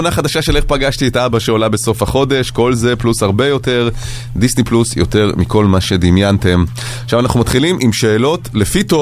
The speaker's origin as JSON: {"language": "Hebrew", "town": "Herzliya", "region": "Tel Aviv District", "country": "Israel", "said": "בן מהרצליה, בן 31."}